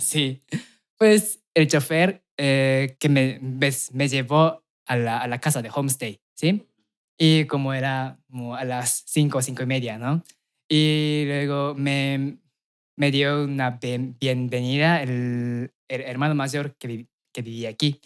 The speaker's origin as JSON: {"language": "Spanish", "region": "Aichi", "country": "Japan", "second_language": "Spanish", "moved": "as an adult", "lives_now": "Mexico", "said": "que vengo de Japón"}